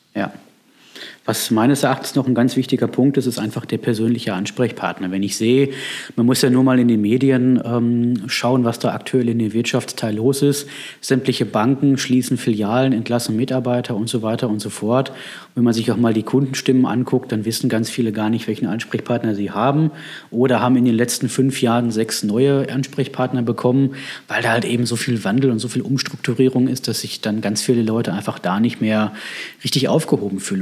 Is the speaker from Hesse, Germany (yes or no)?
no; Bochum, North Rhine-Westphalia, Germany; moved away as an adult; now in Herdecke, Germany; Ich komme gebürtig aus Bochum